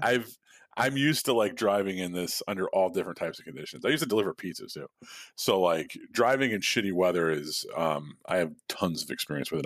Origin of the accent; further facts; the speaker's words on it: Midwest, United States; now in Chicago, United States; I was born in the Midwest